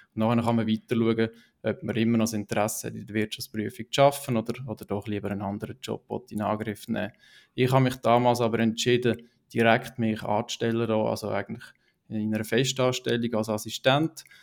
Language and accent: German; Niederwil, Aargau, Switzerland; now in Wohlen, Switzerland; aufgewachsen in Niederwil, ähm, unterdessen in Wolle wohnhaft